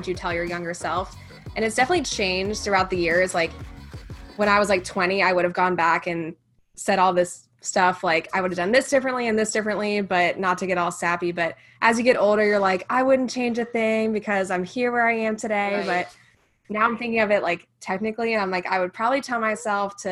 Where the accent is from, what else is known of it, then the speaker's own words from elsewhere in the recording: Raleigh, North Carolina, United States; moved away as an adult; now in Charlotte, United States; I'm originally from the Raleigh, North Carolina area